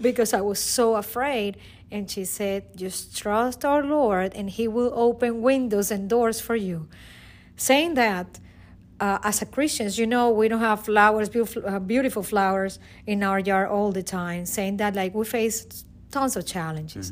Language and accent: English; Caracas, Capital District, Venezuela; English is a second language; moved away as an adult; now in United States; I am from Caracas, Venezuela. I came to United States in two thousand and four.